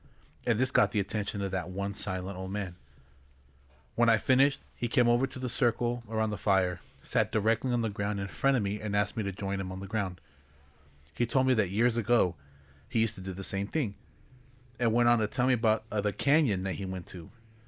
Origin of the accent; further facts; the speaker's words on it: Arizona, United States; Growing up in Arizona... Myths and legends are a part of life.